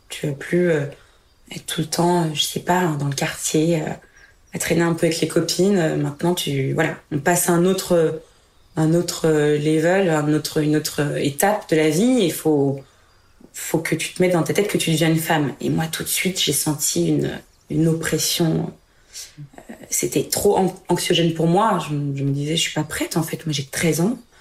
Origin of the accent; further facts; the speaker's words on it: Reims, Grand Est, France; Je suis née à Reims, en Champagne-Ardenne